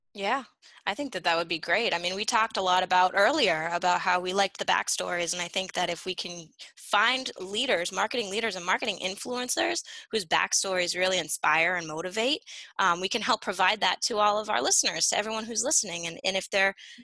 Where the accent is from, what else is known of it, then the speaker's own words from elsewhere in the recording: Nashua, New Hampshire, United States; I'm from Nashua, Nashua, New Hampshire, same area yeah. that Cheshire is. So born and raised here.